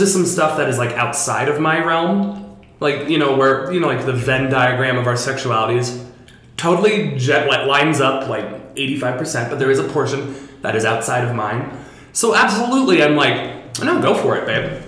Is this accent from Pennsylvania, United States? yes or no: no; Seattle, Washington, United States; Because I'm from Seattle, we got a lot of freak drag where I'm from.